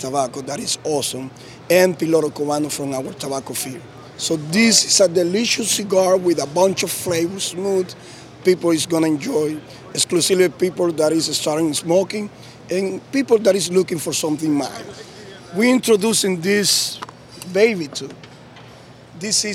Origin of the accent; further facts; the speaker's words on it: Tamboril, Santiago, Dominican Republic; I'm from Dominican Republic, and I'm from a small town called Tamboril.